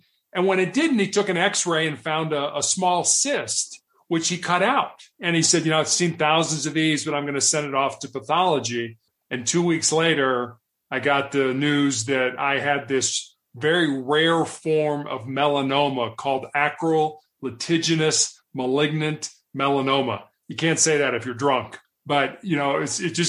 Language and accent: English; Chicago, Illinois, United States; also born or lived in Charleston, South Carolina / Santa Barbara, California / Houston, Texas; now in Denver, United States; I grew up in Chicago, Illinois